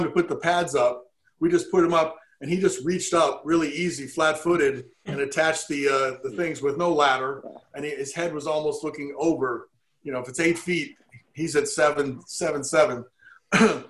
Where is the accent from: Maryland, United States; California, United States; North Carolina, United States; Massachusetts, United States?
Maryland, United States; Baltimore; I was from Baltimore. I valued playing at home